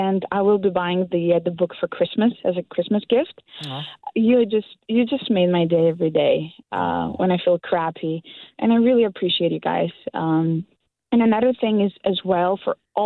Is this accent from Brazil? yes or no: no; North Macedonia; English is a second language; moved away as an adult; now in Canada; I'm from a country that barely people know about. It's called Macedonia